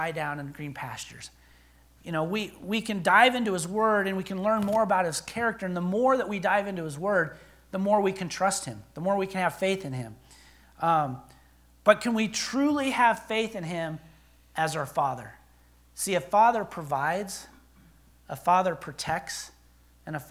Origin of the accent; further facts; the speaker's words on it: Billings, Montana, United States; moved away as an adult; also born or lived in Oklahoma; I was born and raised in Billings.